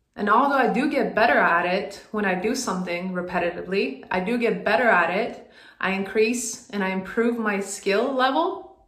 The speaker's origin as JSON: {"language": "English", "country": "Sweden", "tie": "born or raised there", "moved": "as an adult", "lives_now": "United States", "said": "I moved from Sweden to the US on a basketball scholarship"}